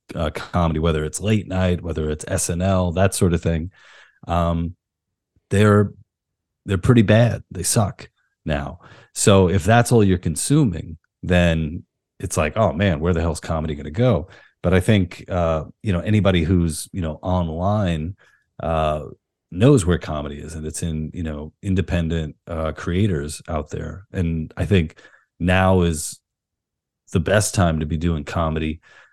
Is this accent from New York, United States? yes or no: yes; Queens, New York, United States; No, I grew up in Queens, New York. I was born in 82, so I'm 40.